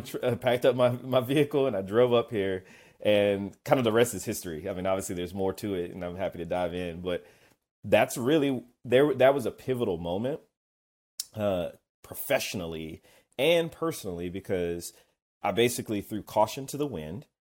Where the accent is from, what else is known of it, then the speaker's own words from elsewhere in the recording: Kennesaw, Georgia, United States; I'm from Kennesaw, Georgia. But that's where I grew up outside of Atlanta.